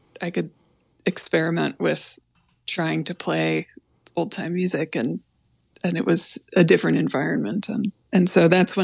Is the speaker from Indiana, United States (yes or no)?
yes; Indiana, United States; moved away as an adult; also born or lived in North Carolina; I moved from Indiana to North Carolina to go to college.